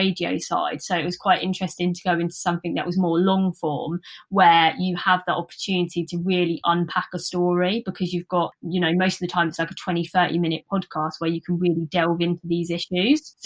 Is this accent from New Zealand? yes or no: no; Luton, East of England, United Kingdom; born or raised there